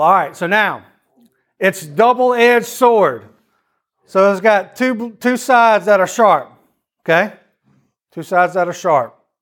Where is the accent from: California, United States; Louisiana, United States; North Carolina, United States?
Louisiana, United States; also born or lived in Athens, Greece; we are all from Louisiana